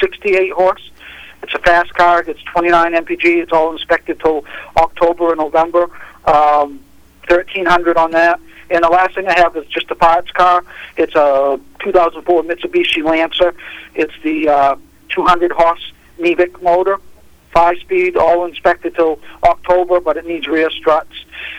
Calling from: Augusta, United States; I'm calling from Augusta.

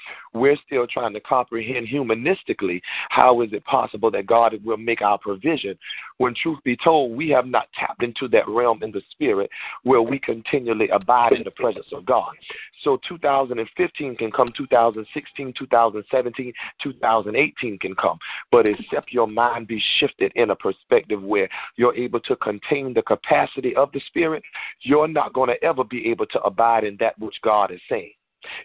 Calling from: Georgia, United States; I know that I'm calling from Georgia, so to many of you, I might have a slightly different accent

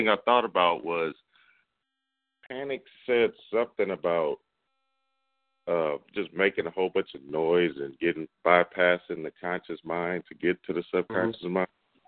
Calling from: Houston, Texas, United States; Houston, Texas.

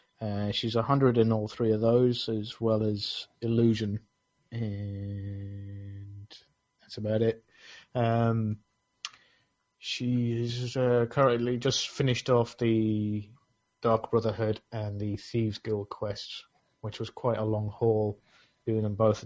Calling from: Essex, East of England, United Kingdom; I'm calling in from Essex in England.

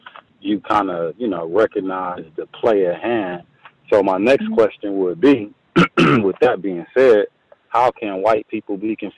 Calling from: Milwaukee, Wisconsin, United States; I'm actually calling from Milwaukee, Wisconsin, and I just had one question.

